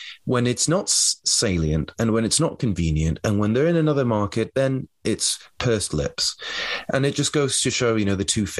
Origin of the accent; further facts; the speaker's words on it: United Kingdom; I'm speaking here as a European or as a British person